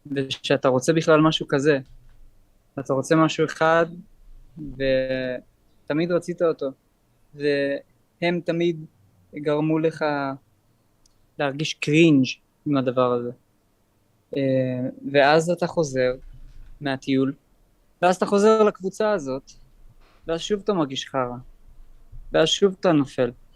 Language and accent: Hebrew; Jerusalem, Jerusalem District, Israel; אני נולדתי בירושלים